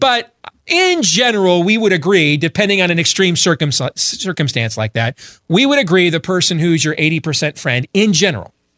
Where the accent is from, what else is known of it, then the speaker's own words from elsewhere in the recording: Iowa, United States; my home state of Iowa